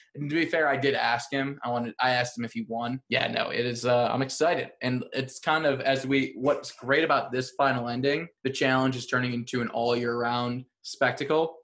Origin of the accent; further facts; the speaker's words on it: Chicago, Illinois, United States; I'm from Chicago.